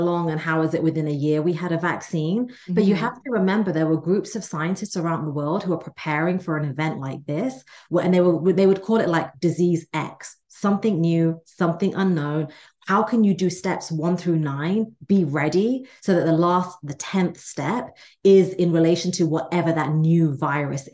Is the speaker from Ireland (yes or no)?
no; England, United Kingdom; now in United States; I'm the child of immigrants from India. I was raised in England, live in America now